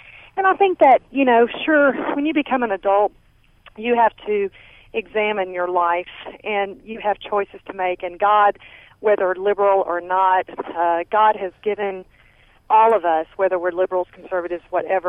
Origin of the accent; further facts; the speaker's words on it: San Angelo, Texas, United States; now in Philadelphia, United States; I was born and raised in San Angelo. I live in Philadelphia now, but I'm visiting in San Angelo.